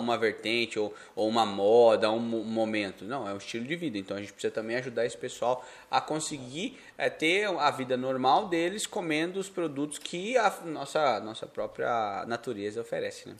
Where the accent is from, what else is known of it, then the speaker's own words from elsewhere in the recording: Paraná, Brazil; also born or lived in São Paulo (state); now in São Paulo state, Brazil; Eu aqui sou do Paraná, eu e do Paraná, moramos agora no estado de São Paulo.